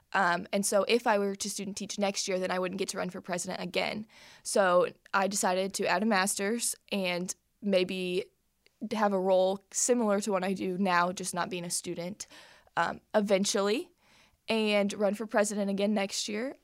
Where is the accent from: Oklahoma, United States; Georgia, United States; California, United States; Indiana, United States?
Indiana, United States; Plainfield; I'm from Plainfield, Indiana